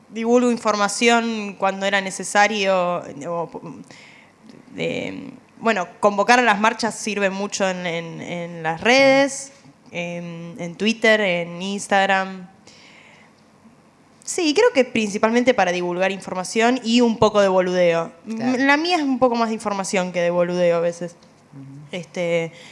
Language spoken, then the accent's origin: Spanish; Buenos Aires, Argentina; La verdad que me cuesta acá en Capital, siendo porteña, tanta vorágine